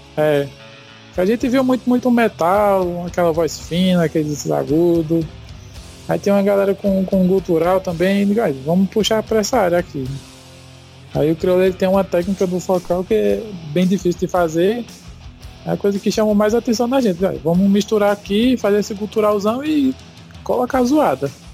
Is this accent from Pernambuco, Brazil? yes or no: yes; Arcoverde, Pernambuco, Brazil; a gente é do interior de Pernambuco, uma cidade chamada Arco Verde, conhecido como Portal do Sertão.